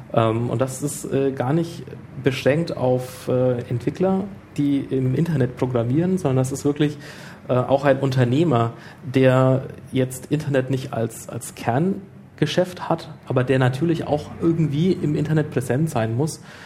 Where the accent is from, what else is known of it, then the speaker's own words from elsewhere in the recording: Nuremberg, Bavaria, Germany; als Nürnberger